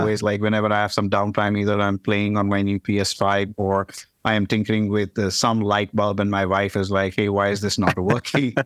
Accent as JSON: {"language": "English", "country": "India", "moved": "yes", "said": "I am from India"}